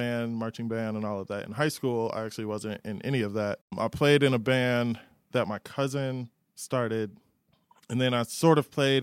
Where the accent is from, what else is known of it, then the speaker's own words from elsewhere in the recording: Jackson, United States; I grew up in Jackson, and then eventually middle school